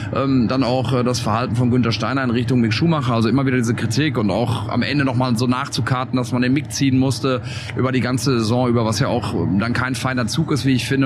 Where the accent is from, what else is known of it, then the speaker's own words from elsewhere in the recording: Germany; wir kommen aus Deutschland